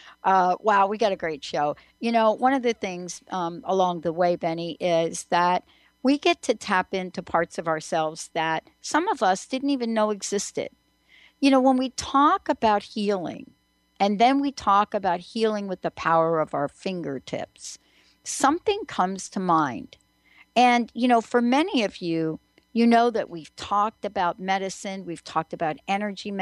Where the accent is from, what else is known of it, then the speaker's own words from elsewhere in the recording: New York, United States; growing up in New York